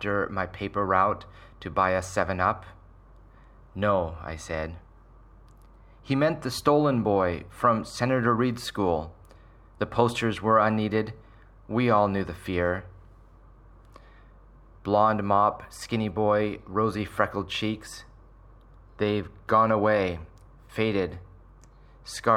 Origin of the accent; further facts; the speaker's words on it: Surrey, British Columbia, Canada; I grew up in Surrey in the 70s and 80s